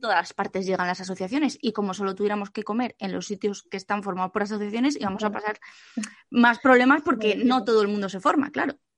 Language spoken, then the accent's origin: Spanish; Asturias, Spain; hasta mi tierra querida, hasta Asturias